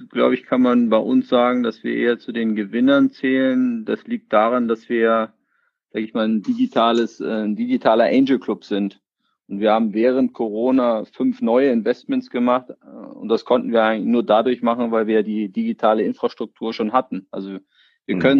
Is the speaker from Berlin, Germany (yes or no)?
yes; Berlin, Germany; Ja, ich bin ja sozusagen hier in Berlin aufgewachsen, ähm, 1980 geboren.